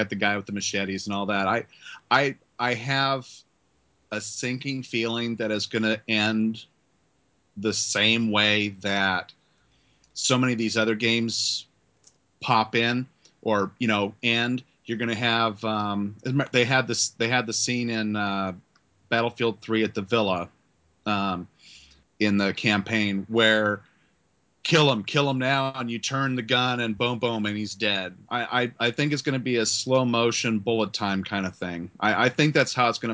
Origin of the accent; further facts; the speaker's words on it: United States; as an American